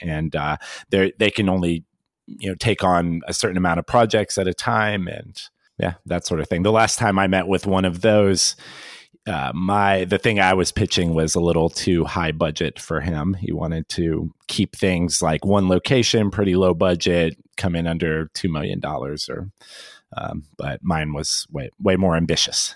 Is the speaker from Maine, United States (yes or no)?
no; Nashville, Tennessee, United States; moved away as an adult; also born or lived in New York; I'm from Nashville, Tennessee